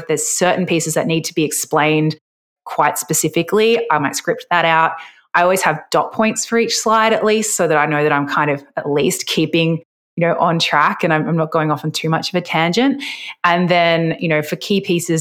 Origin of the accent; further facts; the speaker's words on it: Australia; I'm Australian